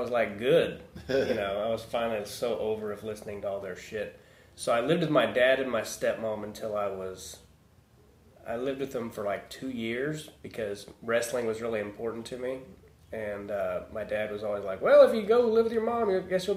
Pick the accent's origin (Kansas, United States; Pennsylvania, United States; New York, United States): Kansas, United States; Overland Park, Lenexa, Shawnee; now in Los Angeles, United States; I grew up in Overland Park or Lenexa, Shawnee.